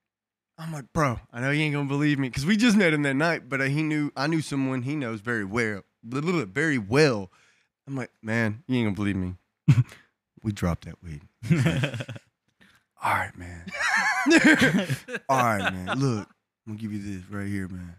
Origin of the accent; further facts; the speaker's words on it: Benton, United States; I'm from Benton